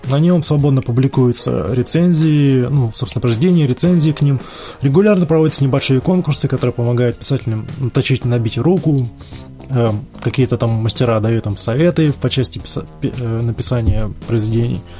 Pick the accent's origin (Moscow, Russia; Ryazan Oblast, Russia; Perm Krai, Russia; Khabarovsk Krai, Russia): Ryazan Oblast, Russia; accent: Ryazan; Простите мой рязанский акцент.